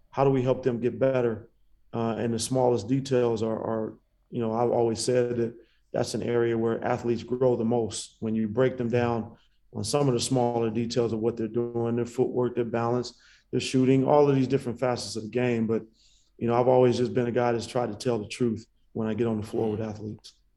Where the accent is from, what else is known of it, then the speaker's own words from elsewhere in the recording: Bay Area, California, United States; I'm from the Bay Area